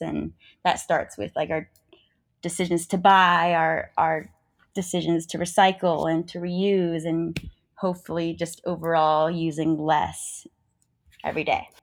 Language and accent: English; New Mexico, United States; moved away as an adult; now in California, United States; I grew up in New Mexico